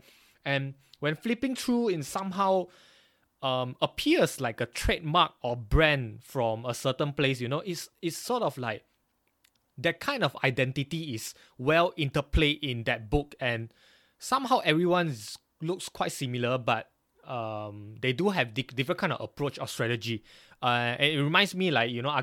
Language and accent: English; Banting, Selangor, Malaysia; now in Glasgow, United Kingdom; I'm not really from KL, but I'm from Banting, Klang